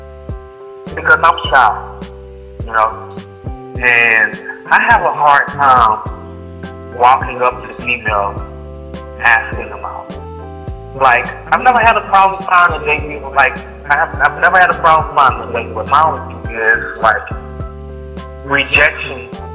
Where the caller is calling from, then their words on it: Houston, Texas, United States; Houston, Texas.